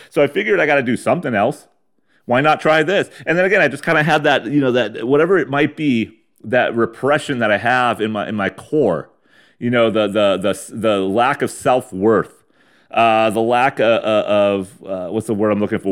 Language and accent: English; San Diego County, California, United States; moved away as an adult; before I moved away from the old San Diego County and the fucking dusty, uh, dustbin bowl of my hometown